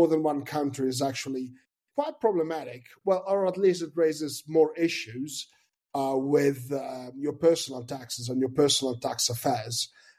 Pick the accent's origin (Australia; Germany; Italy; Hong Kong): Italy; also born or lived in United States; born and raised in Italy, then started in the US, and that was 10 years ago, and moved back to Italy